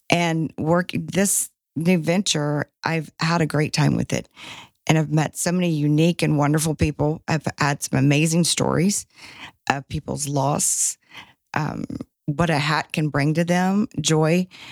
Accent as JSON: {"language": "English", "town": "Shreveport", "region": "Louisiana", "country": "United States", "also_born_or_lived": "Baton Rouge, Louisiana", "moved": "as an adult", "lives_now": "Dallas, United States", "said": "I'm originally from Shreveport"}